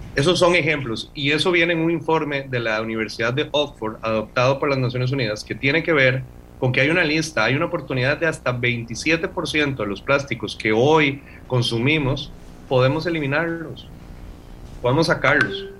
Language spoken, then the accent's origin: Spanish; Costa Rica